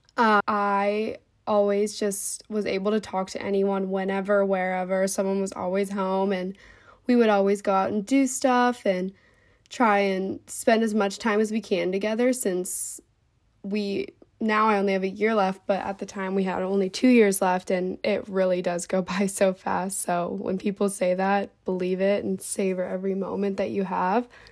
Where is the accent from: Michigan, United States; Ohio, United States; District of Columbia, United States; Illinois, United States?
Ohio, United States; Cincinnati; I'm from Cincinnati, Ohio